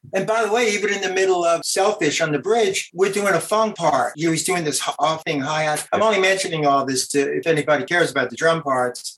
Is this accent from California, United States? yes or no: no; New York City, New York, United States; Brooklyn. That's where I'm from